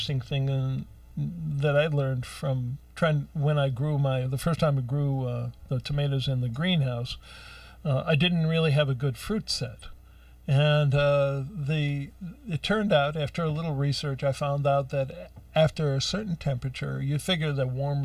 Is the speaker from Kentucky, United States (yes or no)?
no; Ohio, United States; moved away; I grew up out in Ohio